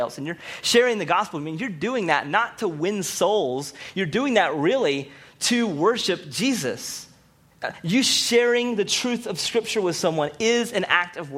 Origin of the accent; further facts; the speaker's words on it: Rocky Mount, North Carolina, United States; I'm from Rocky Mount and from the South